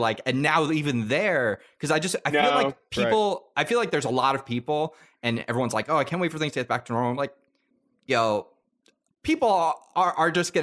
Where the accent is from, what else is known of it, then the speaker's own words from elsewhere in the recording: Long Island, New York, United States; growing up on Long Island